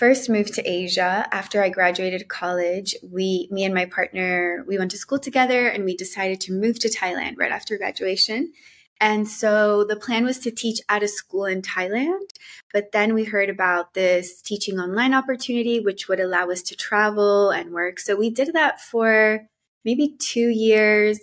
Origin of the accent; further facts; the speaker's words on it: Miami, Florida, United States; also born or lived in Colombia; my family moved to Miami when I was around 8 years old. So I grew up in Miami